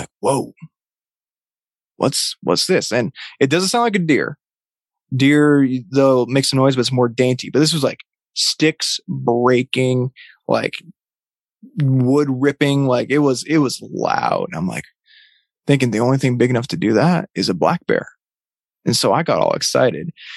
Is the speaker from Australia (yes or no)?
no; Vermont, United States; I grew up in Vermont